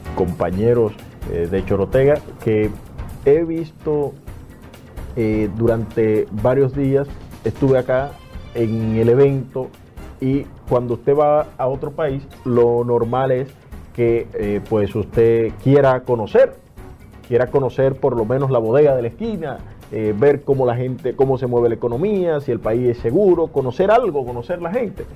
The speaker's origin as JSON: {"language": "Spanish", "country": "Dominican Republic", "said": "yo soy dominicano"}